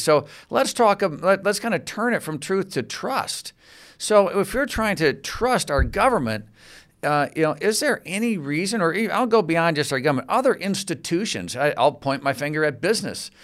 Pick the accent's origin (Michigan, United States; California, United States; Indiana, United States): Michigan, United States; Grand Rapids; I'm from Grand Rapids, Michigan